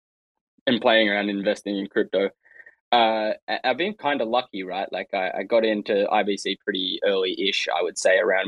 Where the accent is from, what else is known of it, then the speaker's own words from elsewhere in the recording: Australia; I'm Australian